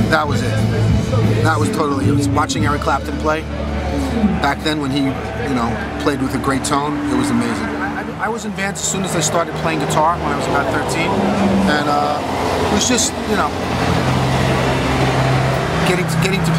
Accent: New York City, New York, United States; And uh, I grew up in the Bronx in uh, late 50s

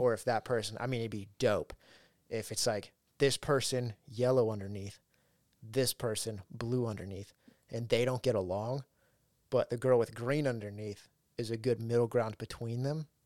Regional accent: Ridgecrest, California, United States; one of the houses we lived in, in, in my hometown, Ridgecrest

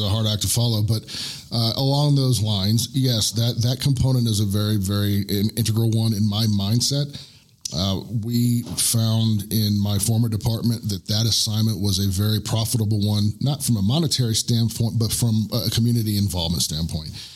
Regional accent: Orlando, Florida, United States; moved away as an adult; now in Woodland Park, United States; I am from Central Florida. I am from the Orlando area

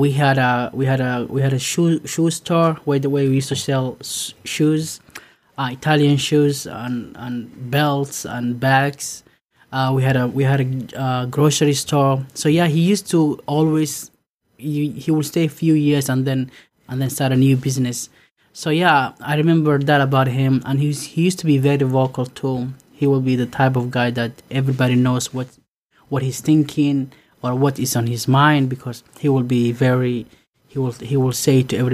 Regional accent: Somalia; To us growing up in Somalia

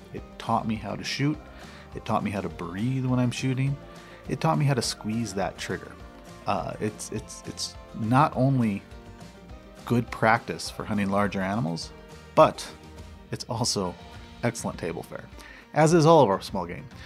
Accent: Missouri Ozarks, United States; now in Arizona, United States; I'm, I'm from the Missouri Ozarks

